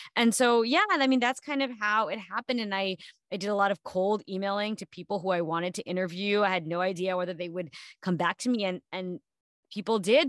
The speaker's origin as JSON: {"language": "English", "region": "New Jersey", "country": "United States", "tie": "born or raised there", "said": "I grew up in New Jersey on the East Coast"}